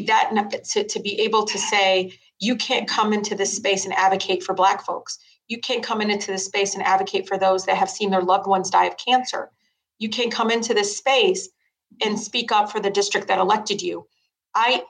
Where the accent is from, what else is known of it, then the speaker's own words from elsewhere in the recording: Detroit, Michigan, United States; I grew up in Southwest Detroit